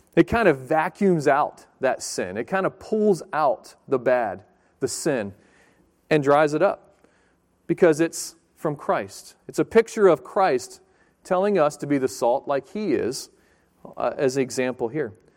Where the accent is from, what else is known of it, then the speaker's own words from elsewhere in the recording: Chesapeake, Virginia, United States; moved away as an adult; also born or lived in Pensacola, Florida / Fort Pierce, Florida; I grew up in Chesapeake, down in Virginia Beach area.